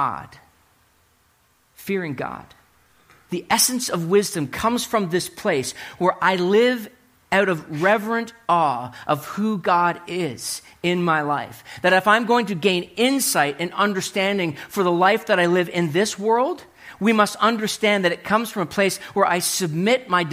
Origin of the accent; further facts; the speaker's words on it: Hartland, New Brunswick, Canada; I was living in New Brunswick, growing up in New Brunswick, and my buddies and I were driving from Heartland, New Brunswick to Woodstock. If you know where the longest covered bridge in the world is, that's where I grew up